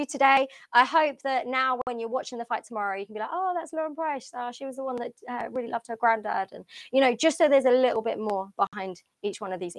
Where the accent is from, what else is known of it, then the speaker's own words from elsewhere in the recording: Portsmouth, South East England, United Kingdom; also born or lived in London; I'm also from Portsmouth.